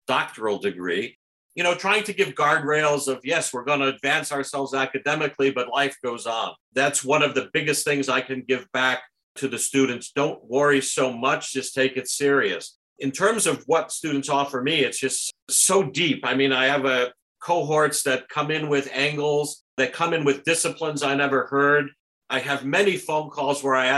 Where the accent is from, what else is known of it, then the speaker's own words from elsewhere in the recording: New Haven County, Connecticut, United States; moved away as an adult; also born or lived in Germany / Portugal; now in Toronto, Canada; I grew up in New Haven County, and Southbury, you know, is also in the county